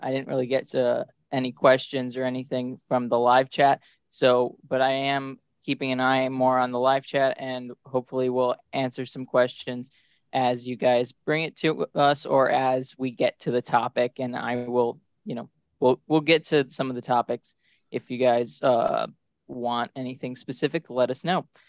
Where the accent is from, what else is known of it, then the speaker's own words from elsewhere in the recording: Midwest, United States; as a Midwesterner